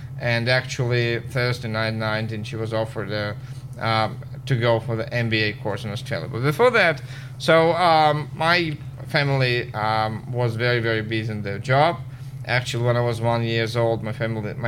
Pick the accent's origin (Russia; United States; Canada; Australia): Russia; every day during the summer, I was playing football in a playground near our actual apartment building. During the winter, which is very snowy in Russia, I was playing hockey